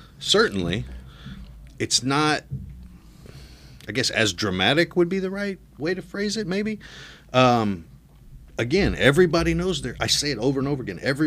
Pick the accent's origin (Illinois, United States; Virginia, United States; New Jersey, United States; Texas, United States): Illinois, United States; Peoria; also born or lived in Nevada; now in Mississippi, United States; I grew up in the south end of Peoria